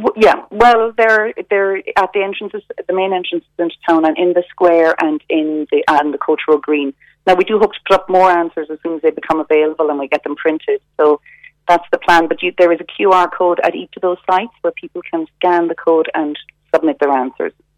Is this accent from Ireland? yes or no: yes; Dunmanway, Munster, Ireland; Dunmanway is my hometown, and I'm very proud of it. I'm proud to be from Dunmanway